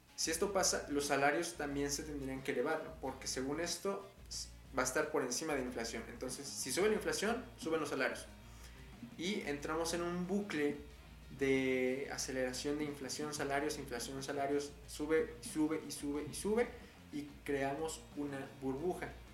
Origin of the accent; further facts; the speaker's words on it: Puebla, Mexico; aquí en mi estado, en Puebla, yo soy de Puebla